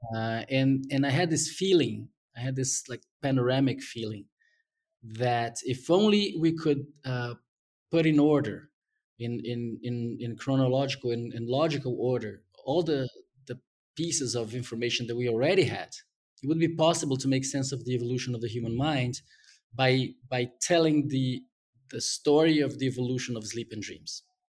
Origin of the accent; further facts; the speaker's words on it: Brazil; English is a second language; moved away as an adult; I was gonna be sent back to Brazil